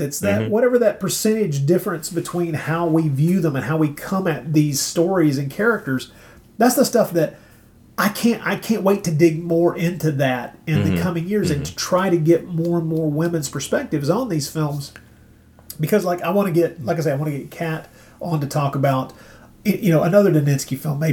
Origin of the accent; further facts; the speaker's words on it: Tennessee, United States; we grew up in Tennessee